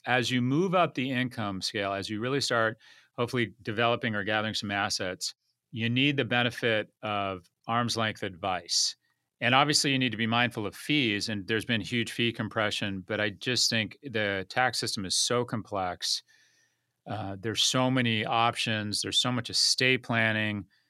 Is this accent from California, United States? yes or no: yes; Los Angeles, California, United States; moved away as an adult; also born or lived in San Francisco / New York; I grew up in LA. I grew up in Westwood, went to UCLA.